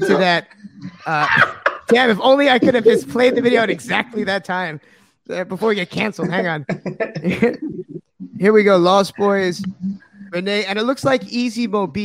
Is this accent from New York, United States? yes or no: yes; the Hamptons, New York, United States; growing up in the Hamptons